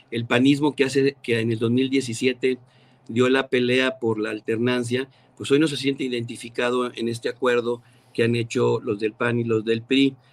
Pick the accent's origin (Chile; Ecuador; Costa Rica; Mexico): Mexico; Mexico City; now in Ciudad Acuña, Mexico; yo nací en la Ciudad de México